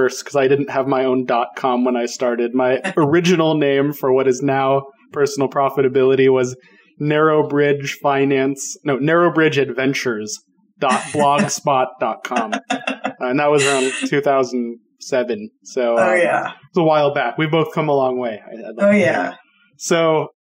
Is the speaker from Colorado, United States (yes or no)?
yes; Colorado, United States; moved away; my home state of Colorado, where I grew up